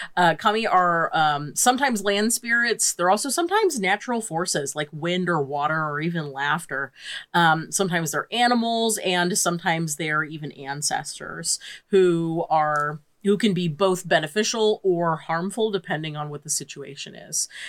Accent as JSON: {"language": "English", "country": "United States", "said": "as an American living"}